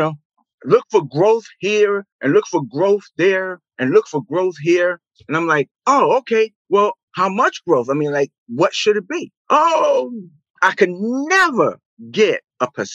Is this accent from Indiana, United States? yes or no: no; New York City, New York, United States; I was born and raised in Brooklyn, New York, Bed-Stuy